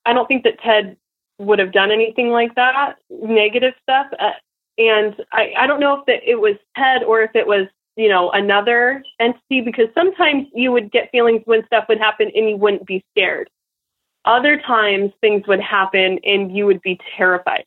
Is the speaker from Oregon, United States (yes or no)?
yes; Portland, Oregon, United States; now in Nampa, United States; it was all I ever knew and all my friends and stuff in Portland, because we moved far. We moved like state away. We moved from Portland, Oregon to Nampa, Idaho